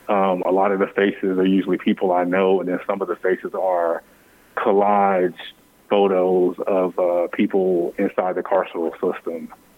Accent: United States; I'm still a patriot. I'm still an American, but it's really hard to reckon with being in a place that sometimes you never feel the reciprocity of that love.

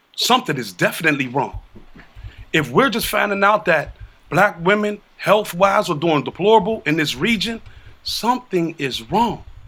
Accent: United States; I'm from Liberty Park. Everybody knows I'm from Liberty Park. But I also know the conditions of Liberty Park

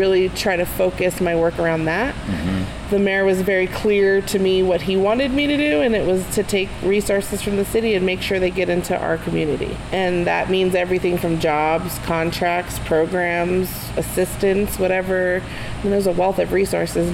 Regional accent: Santa Fe, New Mexico, United States; we come every year from Santa Fe to Albuquerque for Juneteenth

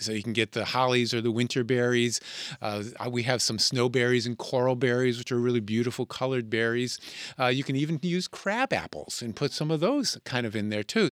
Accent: Connecticut, United States; when I was a boy growing up in Connecticut

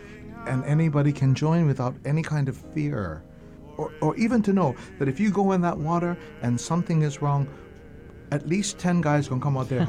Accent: Honolulu, Hawaii, United States; you know I'm from Kalihi.

